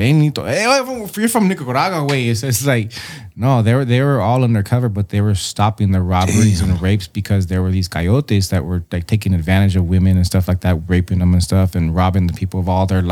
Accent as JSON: {"language": "English", "town": "San Diego", "region": "California", "country": "United States", "tie": "born or raised there", "said": "I grew up in Barrio Logan or Shelltown"}